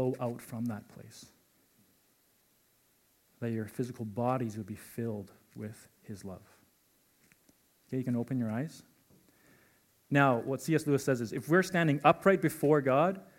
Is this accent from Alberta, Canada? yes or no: yes; Calgary, Alberta, Canada; I was born and raised in Calgary